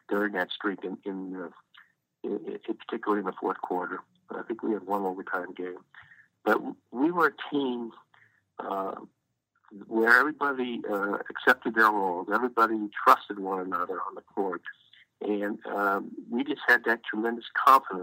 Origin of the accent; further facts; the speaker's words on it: Los Angeles, California, United States; grew up in Los Angeles